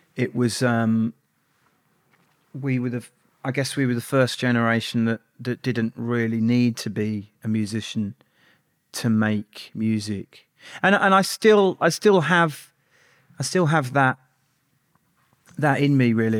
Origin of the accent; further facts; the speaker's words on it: Birmingham, West Midlands, United Kingdom; also born or lived in Barnet, London; when I was quite young, my my family moved to Birmingham